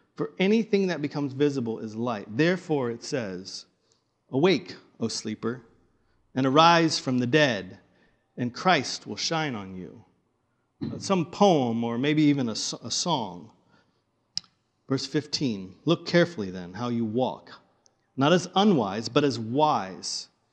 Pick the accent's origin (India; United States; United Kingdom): United States; the Bible Belt; now in Pacific Northwest, United States; I grew up in the Bible Belt